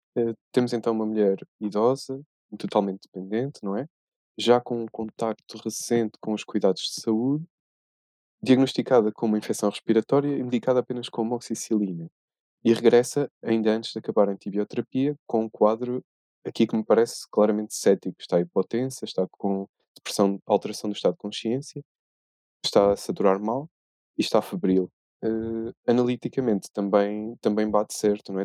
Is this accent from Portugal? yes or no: yes; Coimbra, Portugal; tenho 26 anos, sou de Coimbra